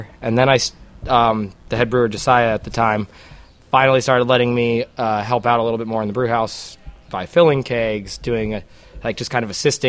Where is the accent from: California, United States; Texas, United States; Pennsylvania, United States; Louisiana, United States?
California, United States; Pasadena; I'm from Pasadena originally as well.